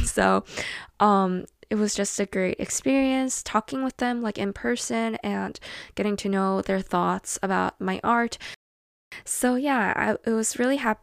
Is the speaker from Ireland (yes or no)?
no; South Korea; my home country in Korea